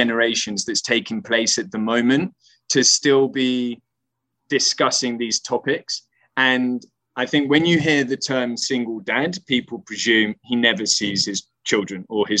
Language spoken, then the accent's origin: English; Spain; moved away; growing up in Spain